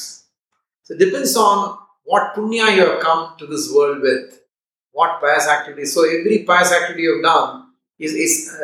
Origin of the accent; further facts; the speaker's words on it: India; today I'm an Indian